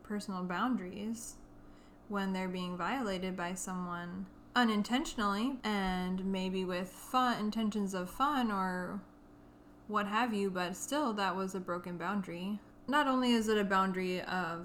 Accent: Minnesota, United States; We're from Minnesota

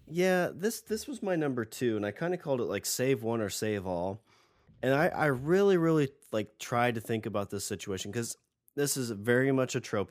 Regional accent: United States; I'm an American

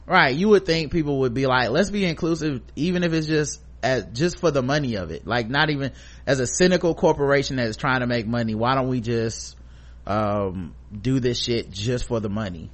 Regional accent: United States

